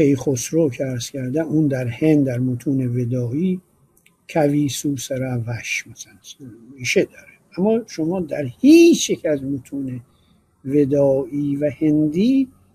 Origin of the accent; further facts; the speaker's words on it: Iran; ما چون ایرانی هستیم